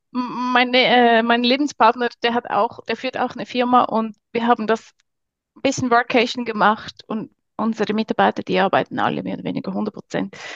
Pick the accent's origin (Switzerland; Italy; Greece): Switzerland; abgesehen vom Big Business, genau, bin ich äh, aus der Schweiz.